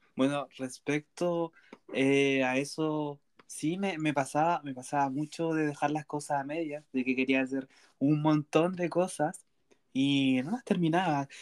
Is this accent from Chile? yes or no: yes; Chile; soy de una ciudad cercana al sur, centro-sur del país Chile